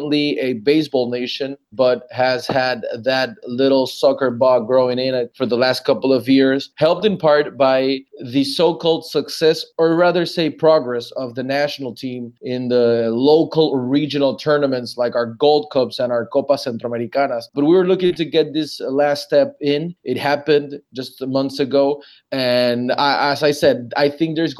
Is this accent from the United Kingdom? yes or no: no; Panama; I'm from Panama.